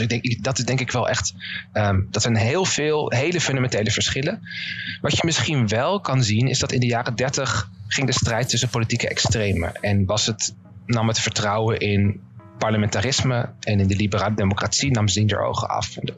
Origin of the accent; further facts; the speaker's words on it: Netherlands; ik misschien als Nederlander